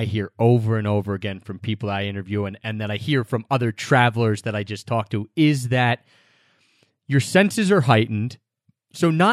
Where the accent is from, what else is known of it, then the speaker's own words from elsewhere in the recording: United States; I'm American.